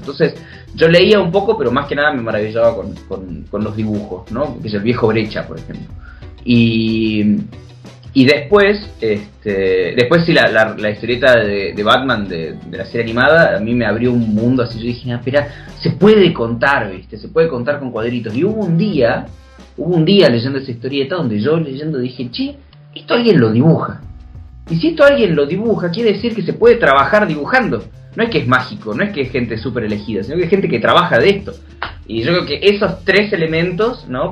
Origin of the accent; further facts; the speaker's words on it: Argentina; yo como soy argentino, este, me crié leyendo Mafalda